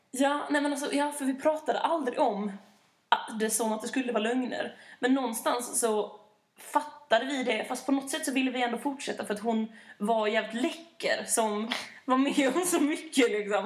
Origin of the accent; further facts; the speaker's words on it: Malmö, Skåne, Sweden; moved away; nu när jag är hemma i Malmö så kommer jag jobba